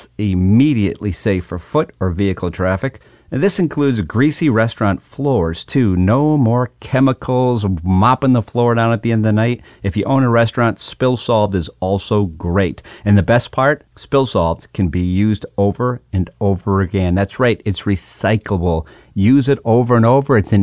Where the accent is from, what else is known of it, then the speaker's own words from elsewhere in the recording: Hatfield, Massachusetts, United States; moved away; I'm actually back home today in my hometown of Hatfield, Massachusetts